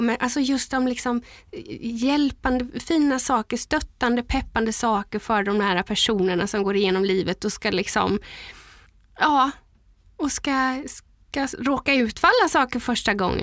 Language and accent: Swedish; Gränna, Jönköping County, Sweden; Jag är ju uppvuxen i Gränna